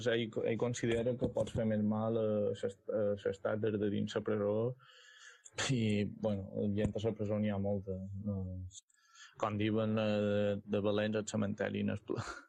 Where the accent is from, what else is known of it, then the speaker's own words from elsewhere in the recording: Mallorca, Balearic Islands, Spain; som mallorquí